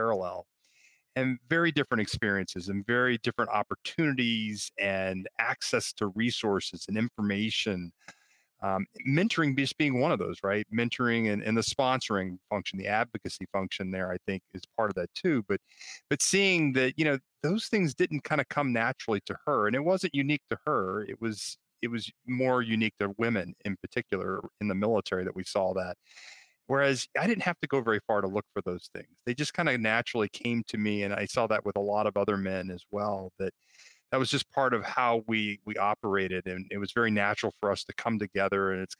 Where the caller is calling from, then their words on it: Baltimore, Maryland, United States; I am in Baltimore, Maryland, and we're in our afternoon.